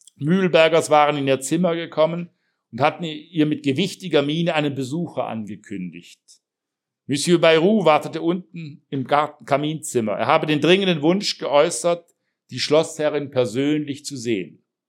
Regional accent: Heilbronn, Baden-Württemberg, Germany; meine Jugend in Heilbronn

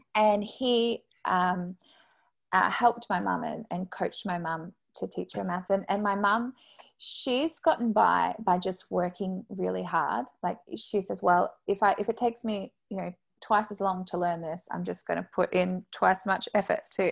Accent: Quebec, Canada; we are both from Quebec

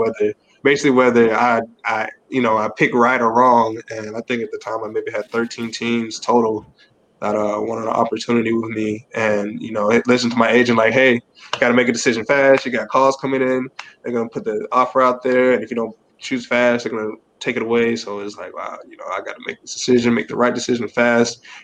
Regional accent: Blythewood, South Carolina, United States; also born or lived in Gaffney, South Carolina; my hometown, Blythewood

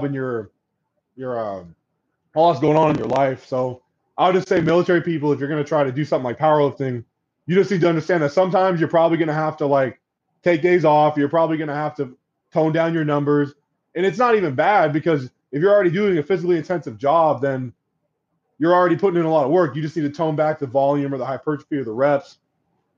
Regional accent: Corvallis, Oregon, United States; I'm from Corvallis, Oregon, which is where Oregon State University resides

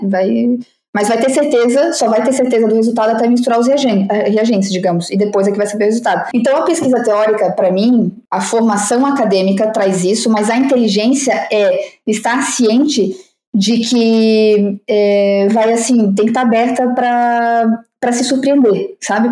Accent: Brazil; moved away; eu digo que sou brasileira

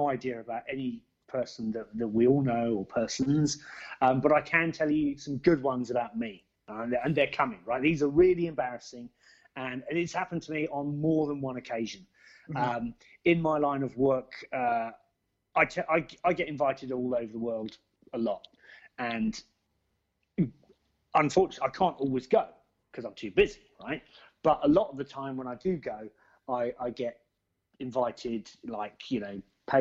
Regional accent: Basingstoke, South East England, United Kingdom; my hometown of Basingstoke

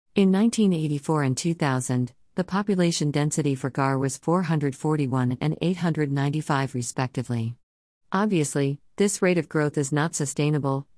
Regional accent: Ghana; Around my hometown that is how things are done.

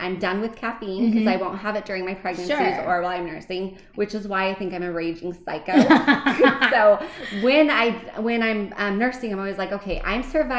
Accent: Arizona, United States; now in Utah, United States; I grew up in Arizona.

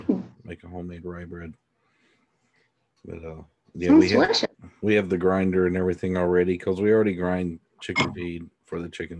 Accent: Greensboro, North Carolina, United States; now in Gulf Coast of Mississippi, United States; I was born in Greensboro

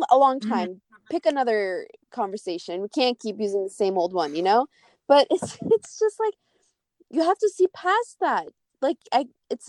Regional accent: United States; we're Kurdish, but we live in America, and we grew up here, we're born here, raised here

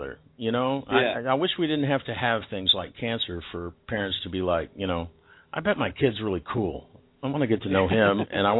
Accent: Texas, United States; 40 years ago when I was 10. You didn't really see that in where I lived in Texas.

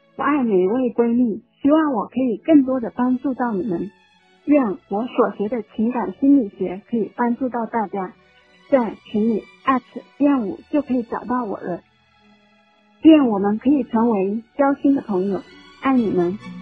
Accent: Shantou, Guangdong, China; moved away; 广东汕头人，今年三十六岁

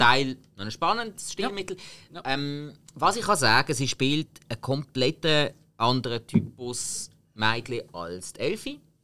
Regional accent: Switzerland; als Schweizer, der einmal in Irland war

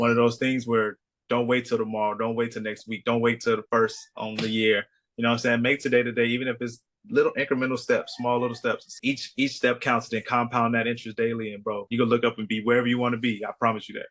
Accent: Chicago, Illinois, United States; now in Kauai, United States; I'm from Chicago

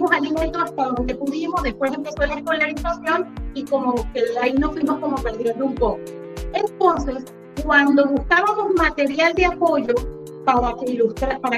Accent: Uruguay; born there; moved away; Como te decía, yo soy uruguaya y este, de nacimiento y siempre, como emigrante

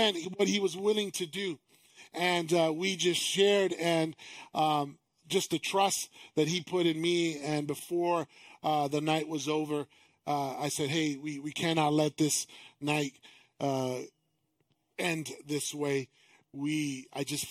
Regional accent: East Coast, United States; moved away; I'm from the East Coast

